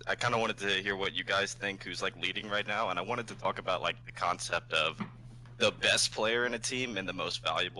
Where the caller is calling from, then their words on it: New Orleans, Louisiana, United States; I'm calling from New Orleans.